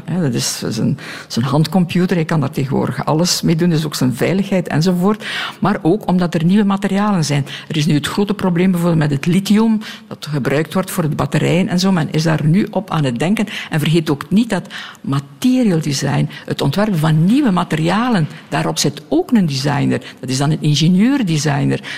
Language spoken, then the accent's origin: Dutch; Belgium